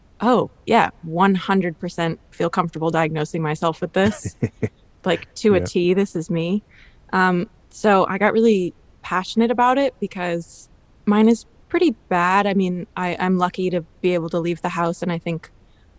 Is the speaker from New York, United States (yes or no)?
yes; New York City, New York, United States; I'm from Brooklyn, New York, born and raised, still living in Brooklyn